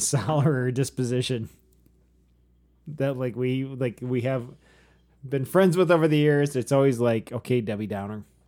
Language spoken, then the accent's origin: English; Michigan, United States; people in Michigan say 'cause we can't pronounce crap